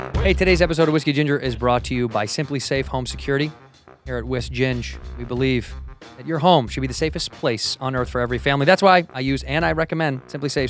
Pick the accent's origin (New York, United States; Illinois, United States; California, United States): Illinois, United States; Chicago; moved away; I grew up in the Midwest in Chicago